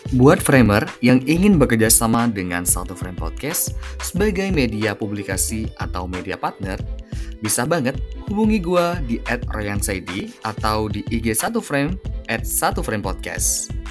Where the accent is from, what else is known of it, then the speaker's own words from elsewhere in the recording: Sumenep, East Java, Indonesia; also born or lived in Jember; gue kebetulan orang Sumeneb ya orang Madura